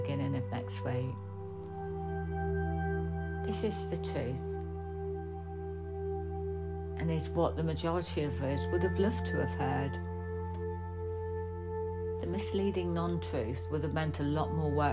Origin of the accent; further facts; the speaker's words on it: United Kingdom; we as British people have grown up with this